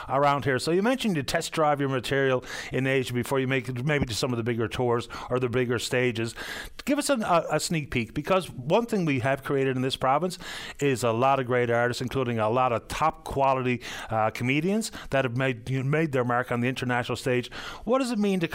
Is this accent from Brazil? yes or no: no; Ireland; now in Newfoundland, Canada; I can tell you as an Irish person